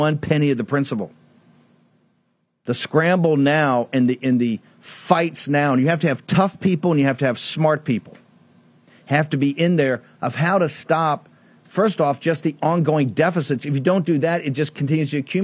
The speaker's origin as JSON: {"language": "English", "region": "the South", "country": "United States", "said": "my beloved South, being a Southerner"}